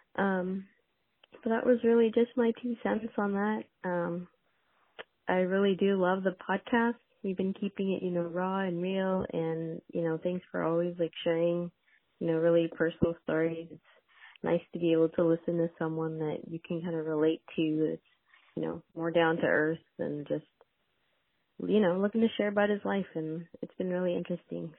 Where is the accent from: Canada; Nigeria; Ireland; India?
Canada; now in Houston, United States; I grew up in Canada